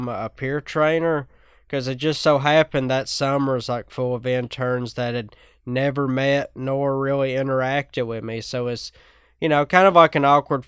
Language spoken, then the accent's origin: English; Whitesburg, Kentucky, United States; I'm from Whitesburg, Kentucky